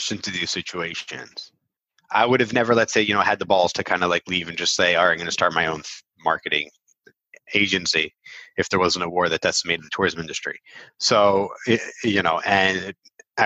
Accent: Philadelphia, Pennsylvania, United States; first language English; moved away as an adult; now in Israel; I went to Temple University, right? So I'm from Philly

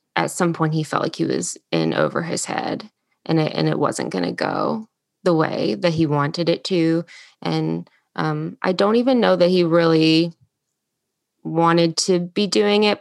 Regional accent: Salem, Virginia, United States; moved away as an adult; now in Charleston, United States; I grew up, um, actually in Southwest Virginia, um, in a town called Salem. It's right outside of Roanoke

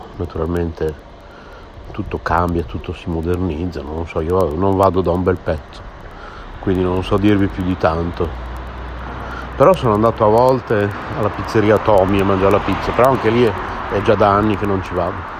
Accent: San Lazzaro di Savena, Emilia-Romagna, Italy; also born or lived in Bologna; io sono nato a Bologna nel 1966

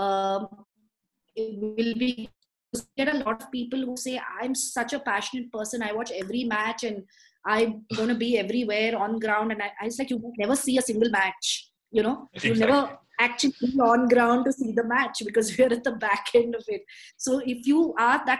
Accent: India; I'm super proud as an Indian

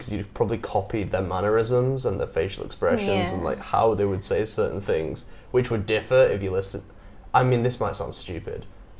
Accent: United Kingdom; now in Vietnam; I say this as someone who is a Brit, who comes from Britain, came here

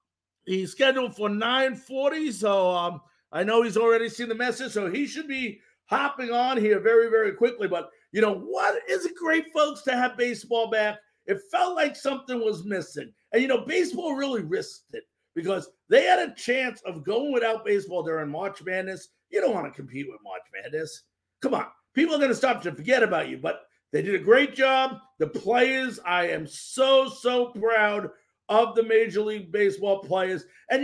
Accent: the New York area, United States; moved away; also born or lived in Tampa Bay; You know, I grew up in the New York area.

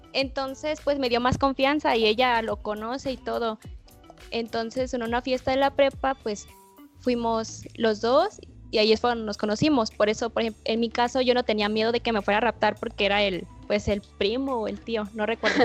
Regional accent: Guadalajara, Jalisco, Mexico; Yo soy de, de Jalisco y yo soy de Guadalajara

